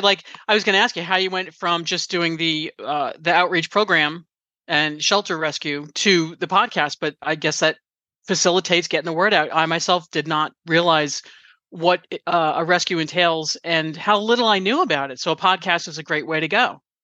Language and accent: English; Valley Cottage, New York, United States; we grew up together in New York in a little tiny town called Valley Cottage